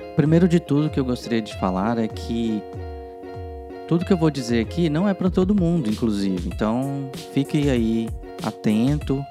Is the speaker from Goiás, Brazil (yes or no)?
yes; Goiânia, Goiás, Brazil; moved away as an adult; also born or lived in Porto Velho, Rondônia / Brasília / Portugal; now in United States; eu sou goiano, né? Eu nasci em Goiânia, morei em outra cidade, morei em Porto Velho, Rondônia, depois morei, voltei para Goiânia